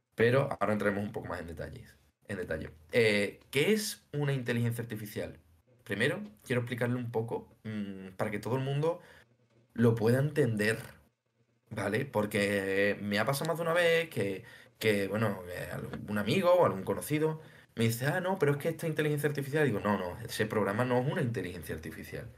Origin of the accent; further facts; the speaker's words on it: Seville, Andalusia, Spain; soy sevillano, y tengo 26 años